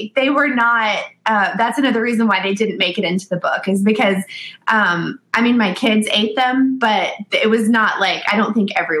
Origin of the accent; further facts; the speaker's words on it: the South, United States; Because we are from the South, he said, you should create a sweet tea bite.